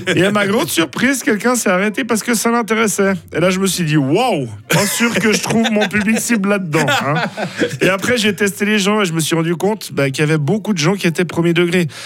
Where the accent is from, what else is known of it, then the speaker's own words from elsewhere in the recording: Fribourg, Switzerland; je suis fribourgeois